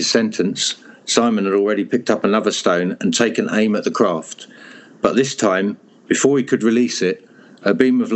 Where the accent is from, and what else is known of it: Hertfordshire, East of England, United Kingdom; moved away; also born or lived in Europe